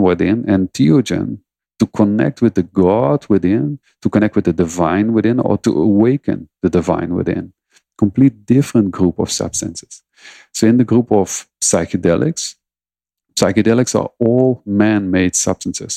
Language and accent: English; Netherlands; I'm from the Netherlands